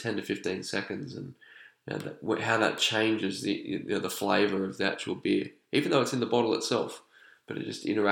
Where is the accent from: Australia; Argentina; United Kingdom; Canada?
Australia; Sydney, New South Wales; moved away as an adult; now in Sweden; I'm from Sydney